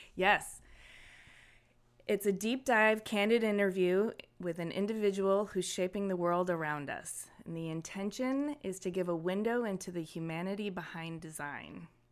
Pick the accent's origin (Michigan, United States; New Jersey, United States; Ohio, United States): Michigan, United States; Ypsilanti; I grew up in Ypsilanti, Michigan, um, and it was a great little town to grow up